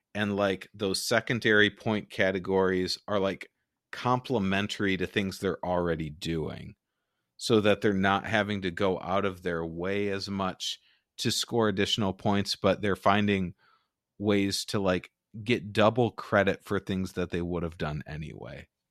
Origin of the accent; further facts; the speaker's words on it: Michigan, United States; I'm from Michigan